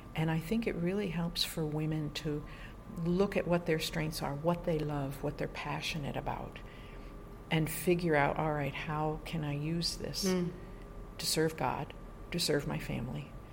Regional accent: New York, United States; moved away as an adult; also born or lived in Bogota, Colombia; I'm from New York State originally, so my whole family's there, just outside of New York City

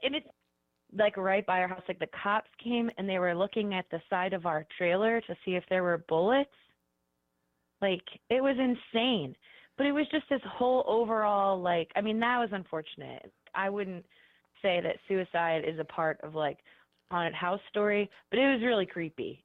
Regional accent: Cleveland, Ohio, United States; now in Columbus, United States; I'm from Cleveland, but I currently live in Columbus

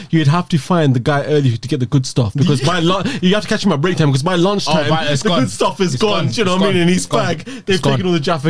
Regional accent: London, United Kingdom; We're from East and South, bro.

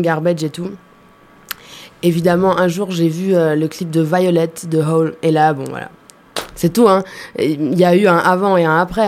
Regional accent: Germany; moved away; j'ai grandi en Allemagne

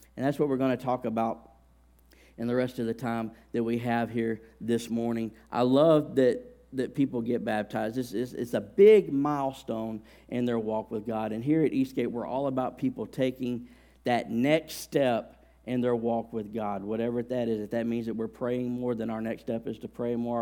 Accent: Alabama, United States; I grew up in Alabama

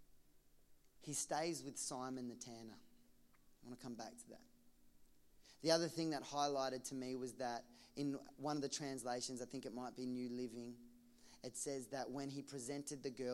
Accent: Geelong, Victoria, Australia; I grew up in Geelong, across the road from an abattoir slaughterhouse

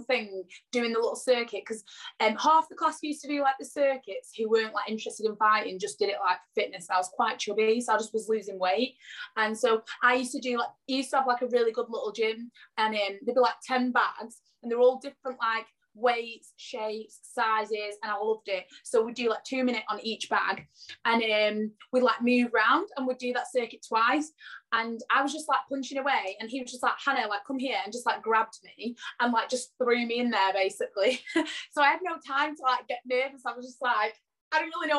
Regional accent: Blackpool, North West England, United Kingdom; I am from Blackpool in UK, Lancashire, but all my family is like Yorkshire

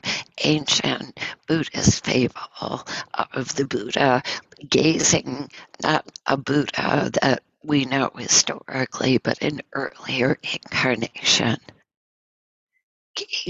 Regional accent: Northern New York, United States; moved away; I'm from Northern New York

